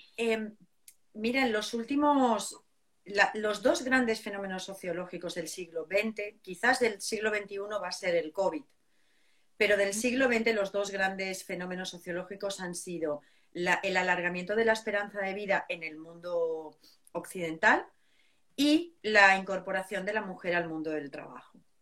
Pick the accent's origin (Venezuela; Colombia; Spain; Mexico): Spain; southern Spain; yo soy del sur de España